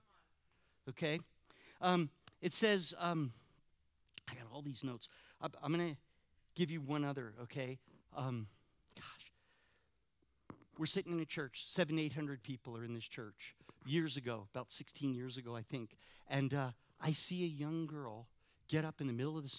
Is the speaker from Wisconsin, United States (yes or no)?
no; California, United States; moved away; I'm from California